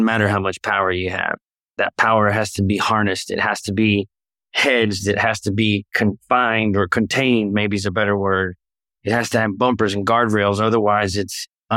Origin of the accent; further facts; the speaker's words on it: Louisville, Kentucky, United States; moved away as an adult; also born or lived in Danville, Kentucky; now in Tampa, United States; born and raised in Louisville, Kentucky.